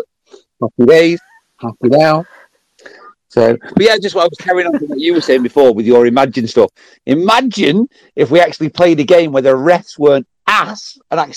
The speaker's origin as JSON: {"language": "English", "region": "England", "country": "United Kingdom", "said": "I'm frigging English."}